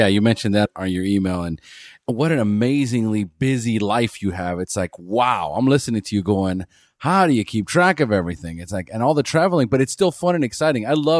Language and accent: English; Costa Rica; because I'm from Costa Rica